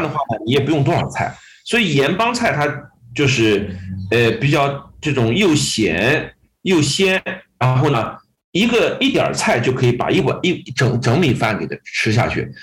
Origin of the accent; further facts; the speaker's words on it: Yancheng, Jiangsu, China; moved away; also born or lived in Nanjing; 我在那个苏北，呃，农村长大，他们那个地方呢是产红薯啊